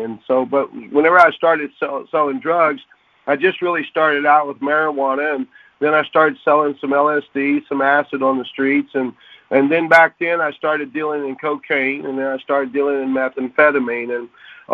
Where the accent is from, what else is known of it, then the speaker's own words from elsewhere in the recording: Oklahoma City, Oklahoma, United States; I was born and raised in Oklahoma City